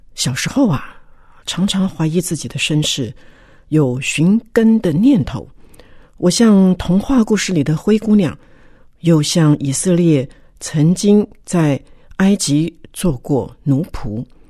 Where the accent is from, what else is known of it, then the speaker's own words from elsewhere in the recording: Taiwan; 从小在眷村长大